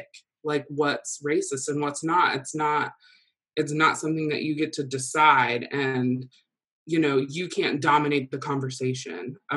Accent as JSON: {"language": "English", "town": "Rensselaer", "country": "United States", "tie": "born or raised there", "said": "growing up in Rensselaer"}